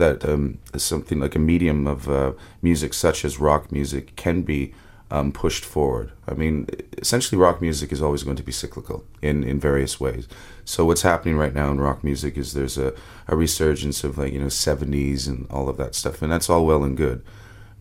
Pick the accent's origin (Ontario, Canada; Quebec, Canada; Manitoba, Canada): Ontario, Canada; Windsor; I grew up in Windsor, Ontario, which is right across the border from Detroit.